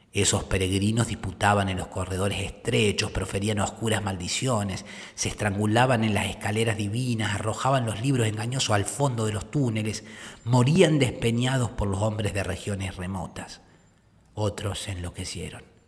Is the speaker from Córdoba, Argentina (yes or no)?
yes; Córdoba, Argentina; Yo soy de Córdoba